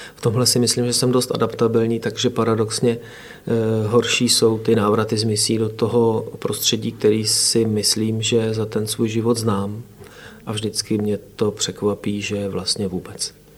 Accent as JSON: {"language": "Czech", "town": "Oplot", "region": "Plzeň Region", "country": "Czechia", "said": "já jsem z Oplota u Přeštice, ale eh, tady z plzeňského kraje."}